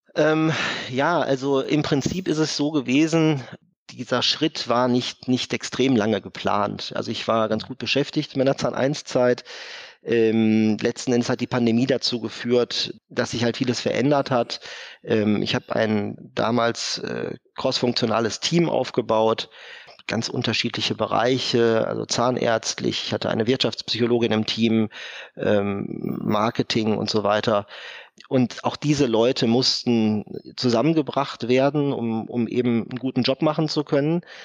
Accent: Essen, North Rhine-Westphalia, Germany; moved away as an adult; also born or lived in Giessen; Ich bin gebürtiger Essener

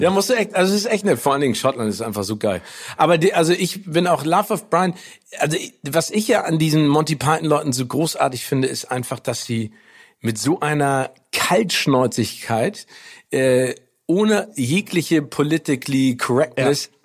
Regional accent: Northern Germany, Germany; uns als Norddeutsche

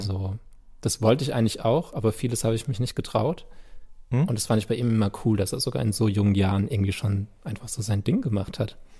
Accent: Landau, Rhineland-Palatinate, Germany; first language German; Also an Gottramstein, wo ich aufgewachsen bin

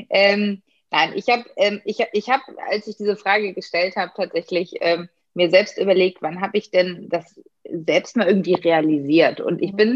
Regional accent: Berlin, Germany; liebe Grüße in meiner

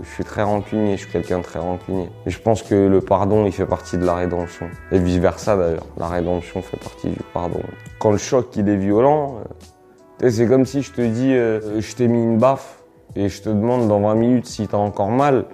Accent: Villeneuve-la-Garenne, Île-de-France, France; also born or lived in Valenton; j'ai grandi à Villeneuve-la-Garenne et à Valenton

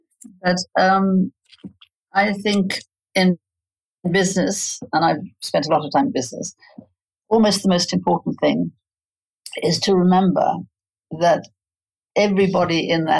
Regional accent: South Africa; But I grew up in a household where, dishonesty, any kind of dishonesty, was frowned upon.

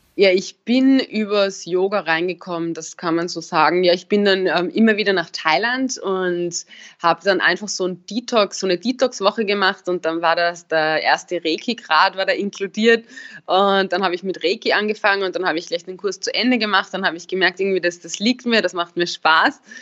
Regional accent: Upper Austria, Austria; moved away; also born or lived in Vienna; ich komme ja aus Oberösterreich, eher vom Land

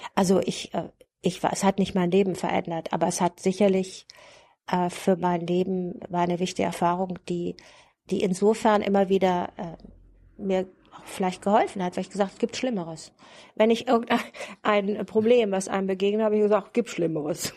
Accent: Germany; moved away as an adult; also born or lived in West Berlin; ich kam ja aus dem Bundesgebiet, ich hatte einen westdeutschen Pass

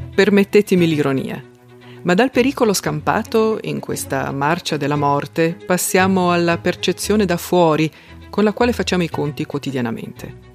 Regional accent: South Tyrol, Trentino-Alto Adige, Italy; Io sono una sudtirolese, o se preferisci un'altoatesina

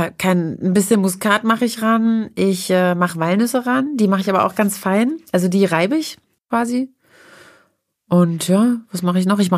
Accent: East Germany, Germany; born there; Also ich esse ich bin ja aus der DDR, in der DDR geboren oder in die DDR hineingeboren

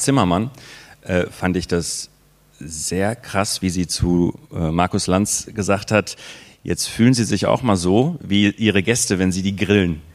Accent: Waltrop, North Rhine-Westphalia, Germany; in den 80er Jahren ähm, bin ich äh, äh, in Waldrop groß geworden

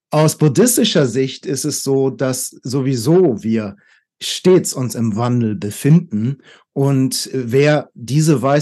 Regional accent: Hamburg, Germany; also born or lived in Taipei, Taiwan; Ich bin von Taipei jetzt nach acht Jahren wieder nach Hamburg in meine Heimatstadt gezogen.

